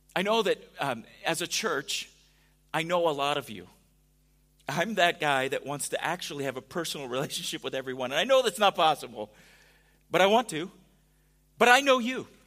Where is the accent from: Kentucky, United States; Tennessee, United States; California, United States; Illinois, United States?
California, United States; now in Missouri, United States; growing up in California